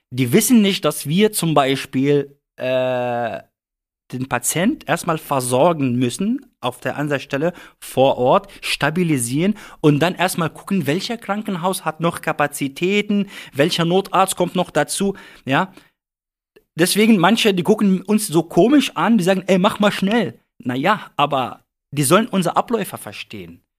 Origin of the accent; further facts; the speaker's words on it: Lebanon; also ich bin, ich komme aus dem Libanon. Bei uns im Libanon, Feuerwehr ist, ja, ja, Feuerwehr hat keine Bedeutung.